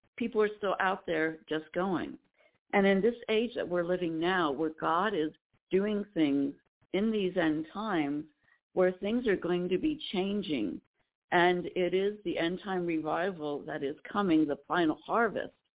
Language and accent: English; Lancaster County, Pennsylvania, United States; I'm from Lancaster County, Pennsylvania. I'm a Pennsylvania Dutch girl